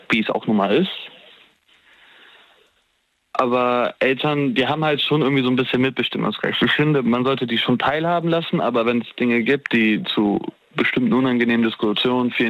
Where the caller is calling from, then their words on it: Erftstadt, North Rhine-Westphalia, Germany; Äh, ich komme aus Erfstadt.